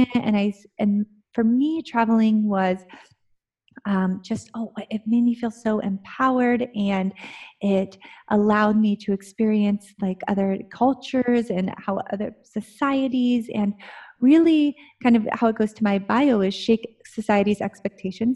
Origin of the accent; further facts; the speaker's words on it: Ohio, United States; moved away as an adult; I grew up in Ohio